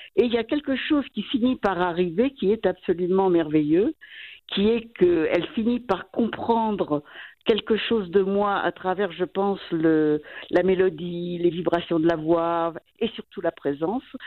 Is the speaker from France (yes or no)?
yes; France; moved away as an adult; now in Valais, Switzerland; on est français